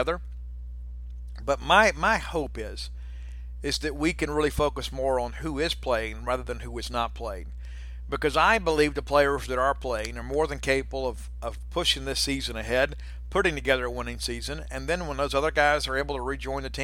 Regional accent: South Mississippi, United States; I grew up in South Mississippi

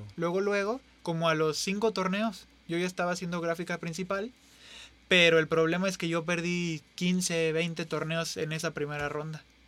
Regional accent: San Luis Potosí, Mexico; somos tres potosinos

